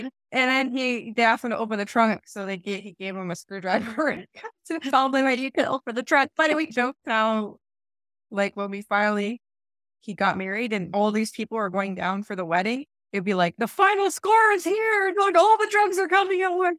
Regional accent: Eastern Ontario, Canada; I come from Eastern Ontario

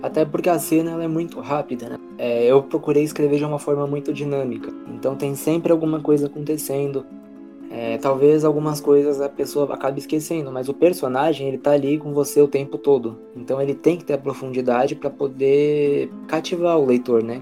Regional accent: São Paulo, Brazil; Eu sou paulistano

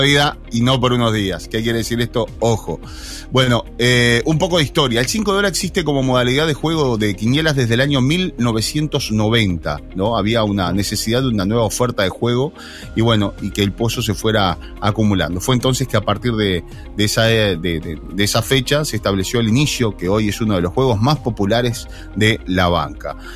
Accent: La Paloma, Rocha, Uruguay; yo nací en La Paloma

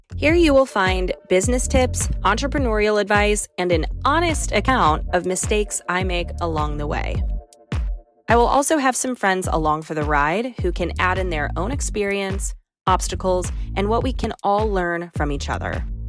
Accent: St. Louis, Missouri, United States; moved away; also born or lived in New York; I'm from Saint Louis, Missouri

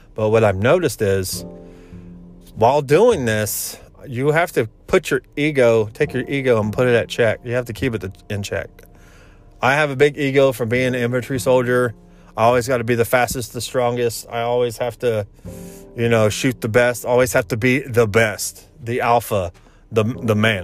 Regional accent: Indiana, United States; moved away; I'm from Indiana, and I explained who my family was

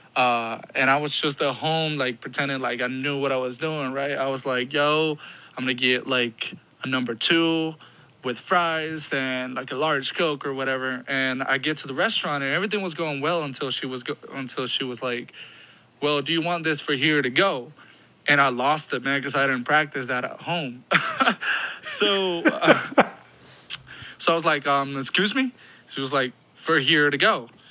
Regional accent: Guatemala; English is a second language; moved away; I moved here from Guatemala because uh, I was originally born and raised there. But when I moved here, I didn't speak any English

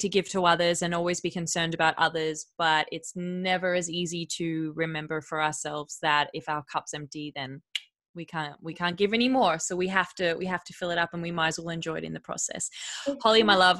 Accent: Perth, Western Australia, Australia; I'm from Perth.

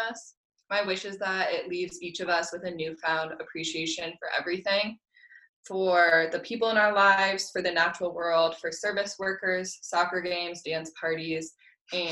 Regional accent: Fort Collins, Colorado, United States; I'm from Fort Collins, Colorado

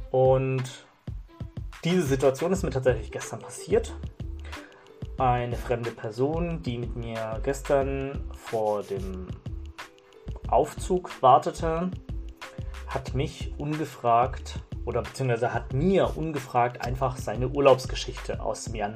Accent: Germany; also ich bin zum Beispiel in Deutschland geboren und aufgewachsen und ich habe mich lange als Deutsch gesehen und ich sehe mich auch irgendwo als Deutsch

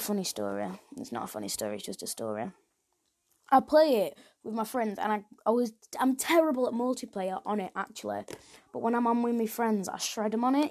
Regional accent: England, United Kingdom; I'm from England

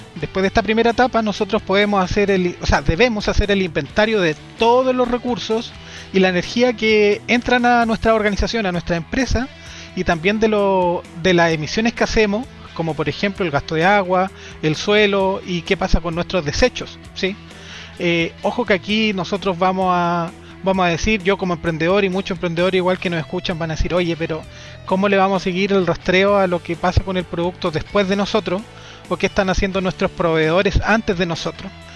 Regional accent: Chile; nos consumíamos en promedio, los chilenos, cuatro punto tres hectáreas globales por persona

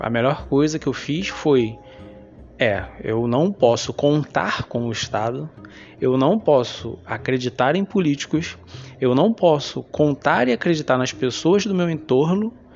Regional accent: Rio de Janeiro, Brazil; Eu sou carioca, como muita gente sabe, estou aqui há 35 anos

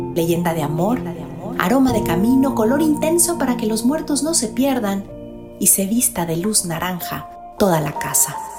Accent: Mexico; como mexicanos, somos resultado de un mundo prehispánico

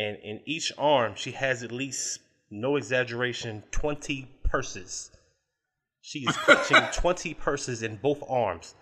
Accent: Richmond, Virginia, United States; my hometown in Richmond, Virginia.

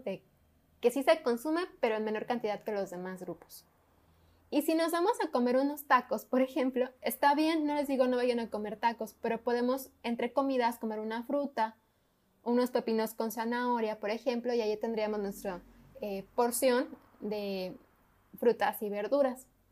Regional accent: Mexico; nuestra cultura como mexicanos

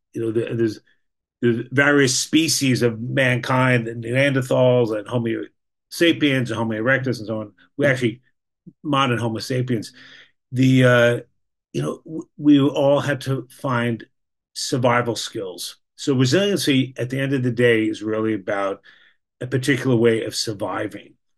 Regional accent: New York, United States; moved away as an adult; now in Boston, United States; I was educated in New York. I grew up in New York. I live in Boston the last 40 years

